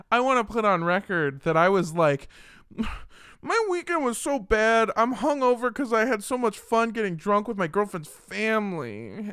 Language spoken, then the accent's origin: English; Los Angeles, California, United States; I grew up in Los Angeles.